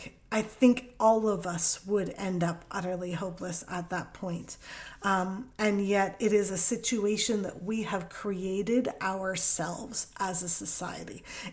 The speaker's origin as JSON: {"language": "English", "country": "Canada", "first_language": "English", "said": "You know, English is my first language. My accent sounds like I don't have an accent in Canada."}